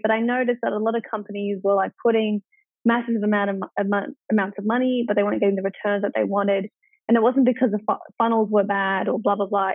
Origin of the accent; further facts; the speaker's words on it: Wagga Wagga, New South Wales, Australia; I was born in Wagga Wagga, which is four and a half hours away from Melbourne and four and a half from Sydney